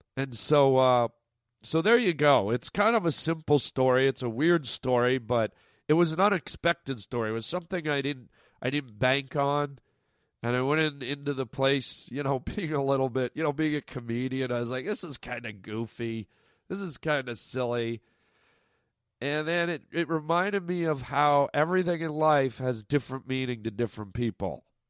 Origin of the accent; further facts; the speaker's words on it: Canada; now in United States; my Canadian friends listening right now, my f, my fellow countrymen and women